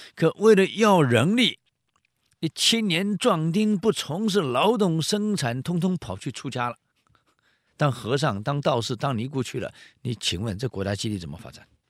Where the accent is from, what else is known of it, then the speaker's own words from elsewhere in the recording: Taiwan; 我们台湾